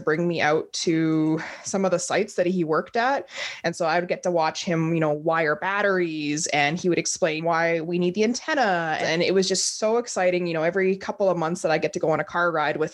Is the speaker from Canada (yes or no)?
yes; Grande Prairie, Alberta, Canada; also born or lived in Whitehorse, Yukon; I was born up in Whitehorse, Yukon back in 1991, and I was raised in Grand Prairie.